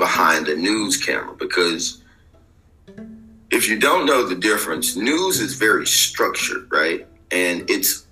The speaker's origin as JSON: {"language": "English", "town": "Little Rock", "region": "Arkansas", "country": "United States", "tie": "born or raised there", "said": "this is my hometown"}